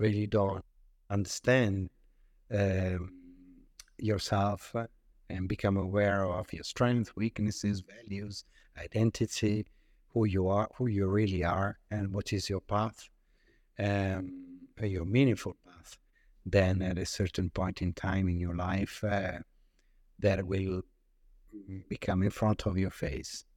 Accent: Italy; moved away as an adult; also born or lived in France / London; I grew up in Italy

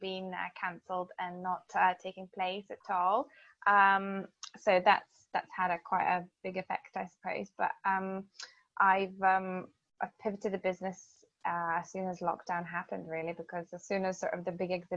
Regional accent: Lithuania; moved away as an adult; now in United Kingdom; I'm originally from Lithuania, and I've lived in the UK for over 20 years now.

